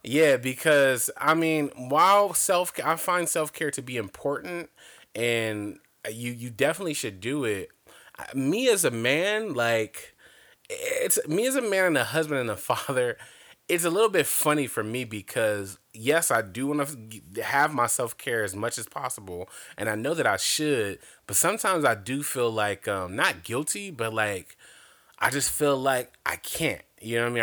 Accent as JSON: {"language": "English", "town": "Compton", "region": "California", "country": "United States", "tie": "born or raised there", "said": "I grew up in L A, so all of L A, well, I grew up in Compton to be exact"}